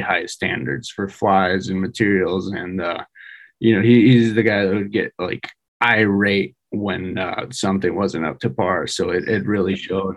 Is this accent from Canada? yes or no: no; Mexico; moved away as an adult; also born or lived in San Diego / Bay Area; I was born and raised in Mexico